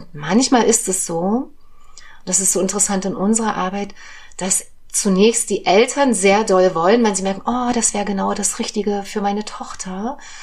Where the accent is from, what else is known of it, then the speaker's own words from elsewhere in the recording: Germany; ich komme ja aus der DDR